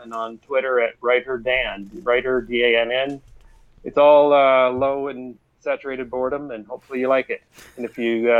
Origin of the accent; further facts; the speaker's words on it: Glasgow, Scotland, United Kingdom; we were up in my hometown in Glasgow, and we were at a local bar, and they were fundraising for a cat rescue deal.